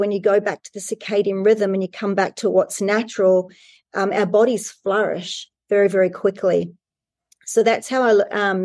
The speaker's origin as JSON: {"language": "English", "country": "New Zealand", "tie": "born or raised there", "said": "I grew up in New Zealand"}